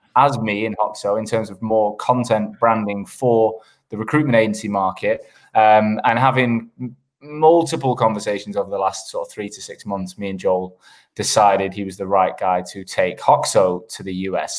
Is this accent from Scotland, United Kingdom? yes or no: no; Manchester, North West England, United Kingdom; moved away as an adult; also born or lived in Sheffield / London / Australia; I grew up in Manchester in the, in the nineties